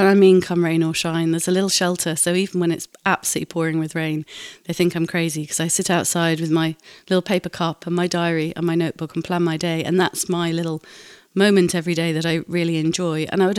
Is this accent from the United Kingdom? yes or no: yes; Cleethorpes, Yorkshire and the Humber, United Kingdom; I'm from Cleethorpes.